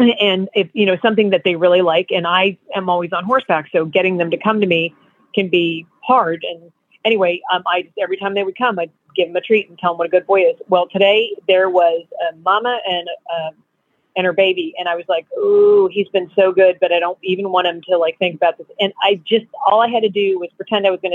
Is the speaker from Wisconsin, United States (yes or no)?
no; New Jersey, United States; I'm from Jersey